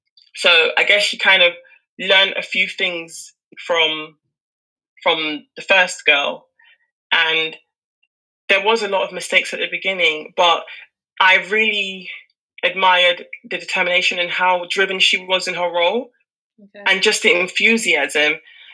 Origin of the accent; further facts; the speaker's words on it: Nigeria; And that admiration of a Nigerian woman is what I identify with, even as myself as a Nigerian woman.